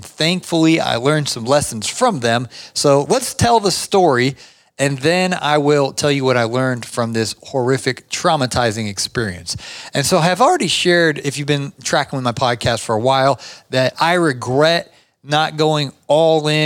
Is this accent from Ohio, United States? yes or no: yes; Ohio, United States; now in Atlanta, United States; I grew up in Ohio